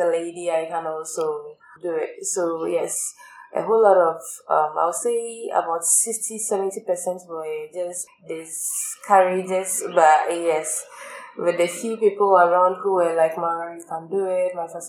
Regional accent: Ghana; growing up in Ghana

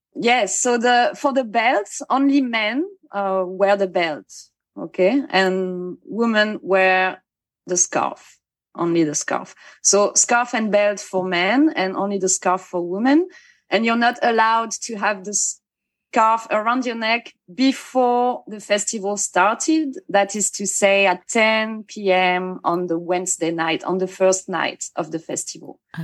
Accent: Bayonne, Nouvelle-Aquitaine, France; I was born in Bayonne

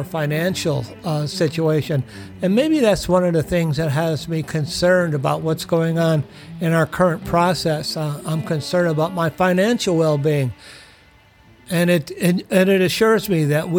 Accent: United States; We as American people

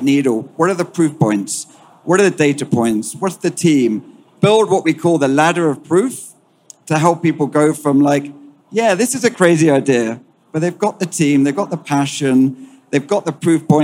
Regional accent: United Kingdom; accent: British; moved away; also born or lived in United States; You can detect my accent, British by origin. So I spent half my life in Europe and half my life in the US.

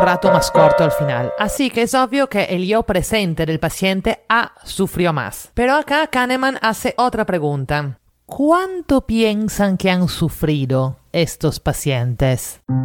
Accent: Italy; now in Lima, Peru; italiana en Lima

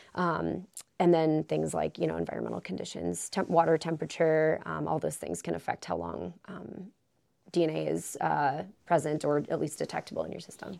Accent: Wisconsin, United States; moved away as an adult; now in Alaska, United States; I am originally from Wisconsin

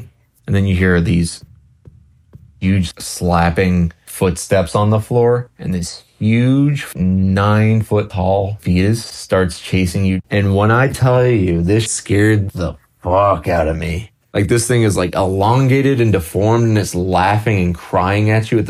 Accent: Romania; I am from Romania

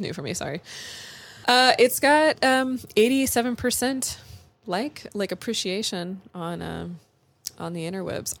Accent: California, United States; moved away; I'm from California

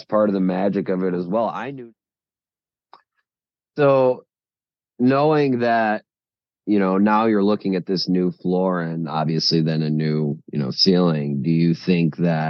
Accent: Chicago, Illinois, United States; We are both from Chicago.

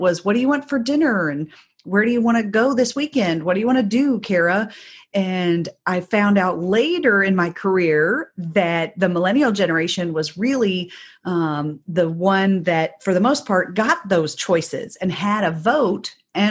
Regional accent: Indiana, United States; So I grew up in Southern Indiana, but just outside of the Louisville metro area.

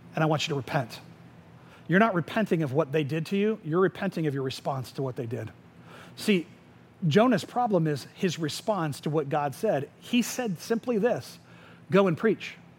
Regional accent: Winter Springs, Florida, United States; I grew up in Tuscaloosa, which is in Winter Springs.

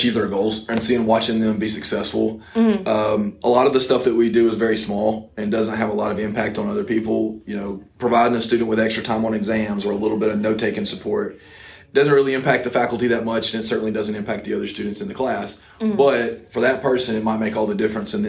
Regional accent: Coleman, North Alabama, United States; also born or lived in Auburn, Alabama; I grew up in North Alabama in Coleman

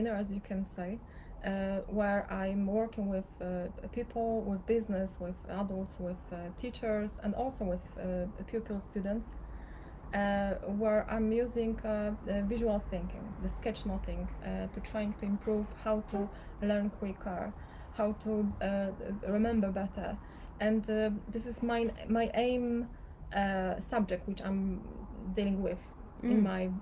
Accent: Poland; moved away as an adult; now in Cyprus; I'm from Poland

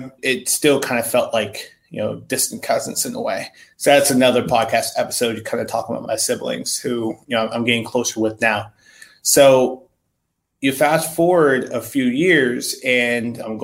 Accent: central Pennsylvania, United States; also born or lived in Philadelphia, Pennsylvania; I was born in Philly. And then from there, I was adopted in central PA

